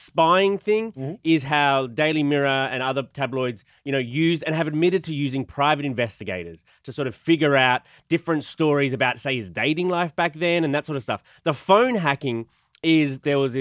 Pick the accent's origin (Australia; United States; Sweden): Australia; moved away; I'm Australian